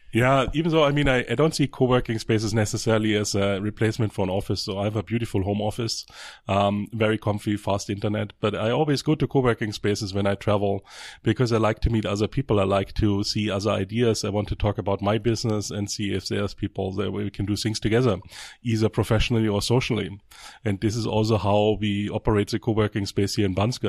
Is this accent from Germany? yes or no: yes; Germany; moved away; I'm from Germany